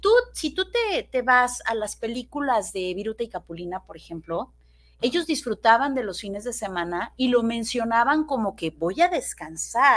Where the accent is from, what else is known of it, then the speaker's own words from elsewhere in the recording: Mexico; soy mexicana y me encanta ser mexicana